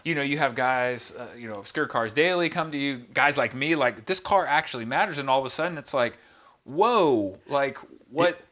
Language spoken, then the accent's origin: English; Houston, Texas, United States; growing up in Houston